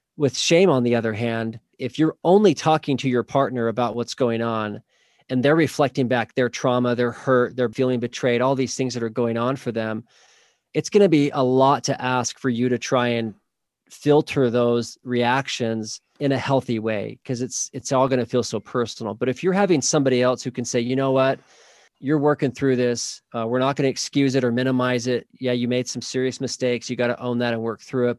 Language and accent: English; Oklahoma, United States; now in Saint George, United States; I grew up in Oklahoma, actually